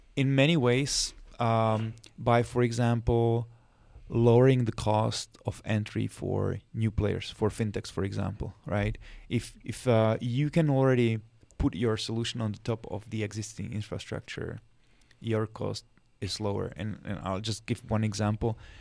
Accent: Czechia; moved away as an adult; now in Washington, D.C., United States; I'm originally from Czech Republic. That's where I was born, where I grew up.

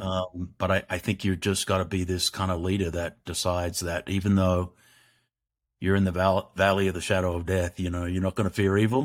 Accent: Australia; growing up in Australia, which is a great country

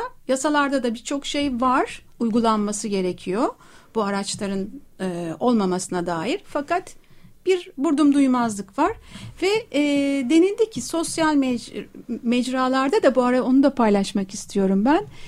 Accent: Princes' Islands, Istanbul, Turkey; İşte ben doğma büyüme adalıyım

